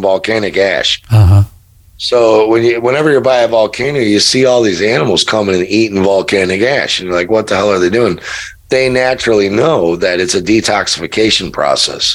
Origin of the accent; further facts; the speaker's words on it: Chicago, Illinois, United States; moved away; I'm from there. I'm from Chicago